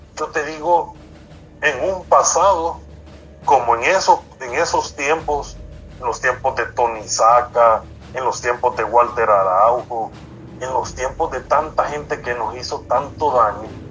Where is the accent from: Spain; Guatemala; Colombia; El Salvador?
El Salvador; Nosotros como salvadoreños